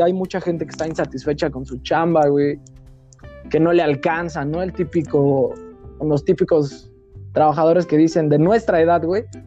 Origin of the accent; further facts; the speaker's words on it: Mexico; como buen mexicano